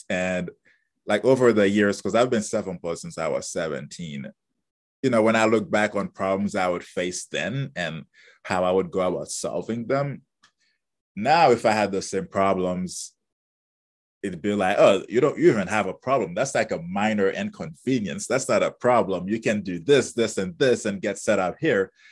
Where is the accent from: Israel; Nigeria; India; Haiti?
Haiti; moved away; originally I'm from Haiti. That's where I was born and grew up.